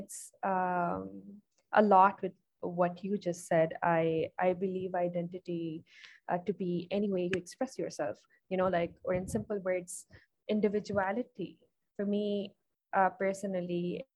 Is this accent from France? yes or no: no; Islamabad, Islamabad Capital Territory, Pakistan; from Islamabad, Pakistan